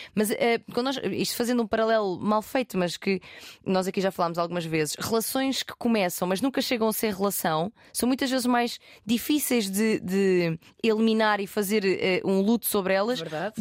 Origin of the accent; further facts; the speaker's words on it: Portugal; sou português e o meu inglês é meio merda